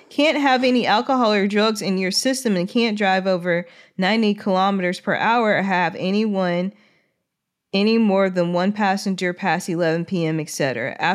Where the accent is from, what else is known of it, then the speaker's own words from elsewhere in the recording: Ireland; I'm from Ireland, and the driving test here tends to be quite difficult to pass.